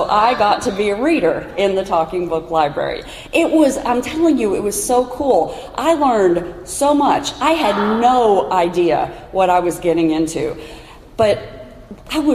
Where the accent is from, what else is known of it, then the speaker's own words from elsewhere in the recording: Kentucky, United States; my home state of Kentucky